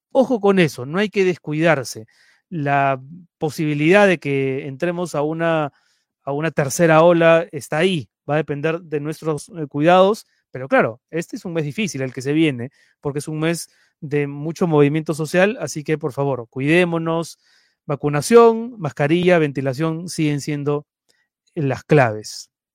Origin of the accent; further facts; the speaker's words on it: Lima, Peru; now in Madrid, Spain; ahora me encuentro en Madrid, pero yo soy de Lima